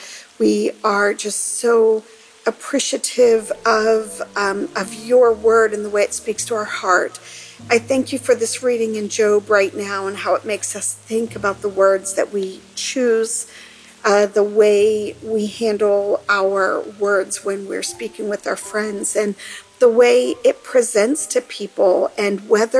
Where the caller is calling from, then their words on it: Central Pennsylvania, United States; I'm calling from Central Pennsylvania